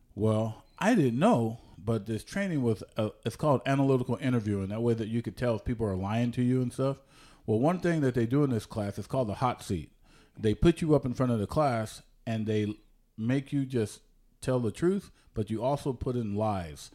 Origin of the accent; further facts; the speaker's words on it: San Jose, California, United States; also born or lived in Oklahoma / Ohio; I was born in San Jose, California